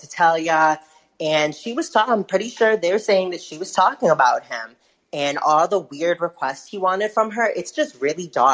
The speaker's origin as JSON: {"language": "English", "town": "Detroit", "region": "Michigan", "country": "United States", "said": "I'm from Detroit"}